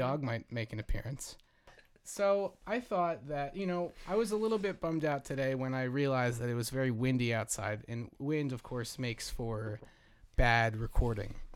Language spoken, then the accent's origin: English; Jersey Shore, New Jersey, United States; moved away; I grew up on the Jersey Shore